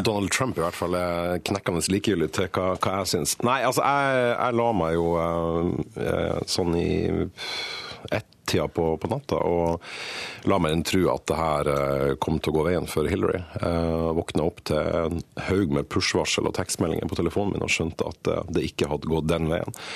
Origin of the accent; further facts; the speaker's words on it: Norway; jeg er norsk og ikke amerikaner